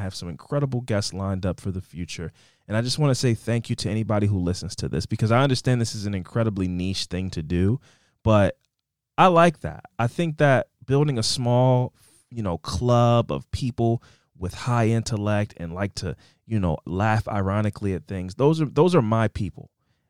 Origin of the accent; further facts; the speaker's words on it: North Carolina, United States; I was there for the beginning of Dawson's Creek, senior year of high school, and it was filmed in my home state of North Carolina.